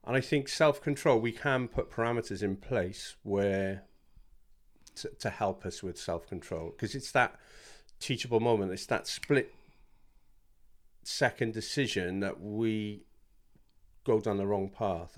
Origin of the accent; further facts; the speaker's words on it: South Wales, United Kingdom; moved away as an adult; now in Bishop's Stortford, United Kingdom; I'm from South Wales originally, and moved here when I married my lovely wife